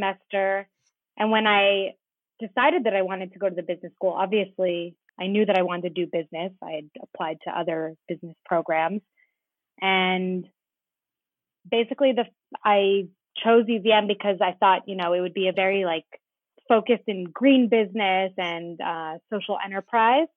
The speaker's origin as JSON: {"language": "English", "town": "Wayland", "region": "Massachusetts", "country": "United States", "moved": "as an adult", "lives_now": "Israel", "said": "I am originally from Boston, Massachusetts, outside Boston in Wayland"}